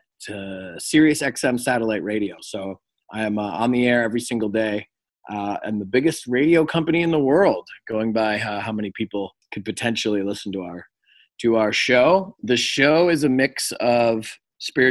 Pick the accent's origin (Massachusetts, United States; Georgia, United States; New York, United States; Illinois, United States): Massachusetts, United States; Cape Cod; moved away as an adult; also born or lived in Springfield, Massachusetts / Los Angeles, California; I was born in Springfield, Massachusetts, but I was raised in Cape Cod